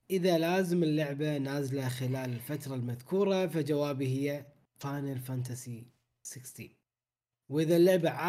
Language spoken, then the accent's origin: Arabic; Bahrain; الخير نسخه الفيزيكال للحين ما وصلت عندنا في البحرين